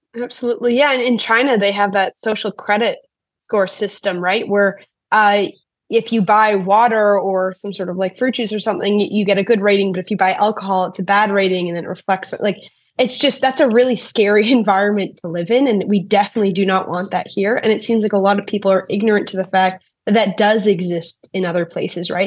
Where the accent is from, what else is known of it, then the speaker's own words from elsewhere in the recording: Canada; As a Canadian